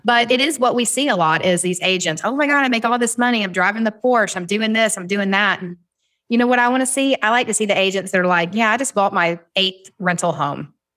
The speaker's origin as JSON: {"language": "English", "region": "Southern", "country": "United States", "accent": "Southern", "said": "my Southern accent"}